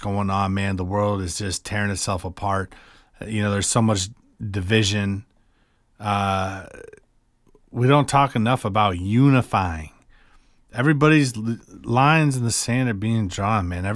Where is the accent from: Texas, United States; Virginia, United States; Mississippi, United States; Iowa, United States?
Iowa, United States; Cedar Rapids; I grew up in Cedar Rapids, Iowa